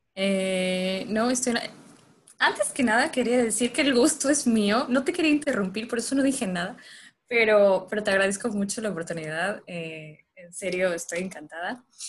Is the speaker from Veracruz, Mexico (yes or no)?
no; Mérida, Yucatán, Mexico; Yo no soy de la Ciudad de México, eh, soy de Mérida, Yucatán